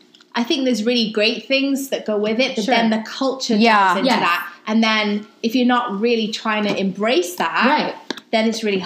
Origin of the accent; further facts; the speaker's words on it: Wales, United Kingdom; moved away; I grew up in Wales.